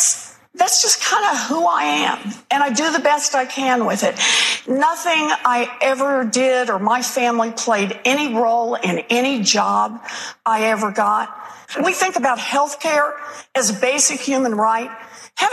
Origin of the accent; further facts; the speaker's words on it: Oklahoma, United States; moved away; I grew up in Oklahoma.